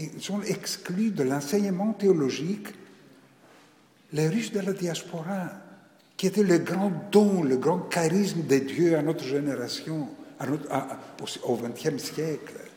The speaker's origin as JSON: {"language": "French", "country": "Greece", "tie": "born or raised there", "also_born_or_lived": "Paris, France", "moved": "as an adult", "said": "je suis né en Grèce, c'est-à-dire dans un pays dit orthodoxe."}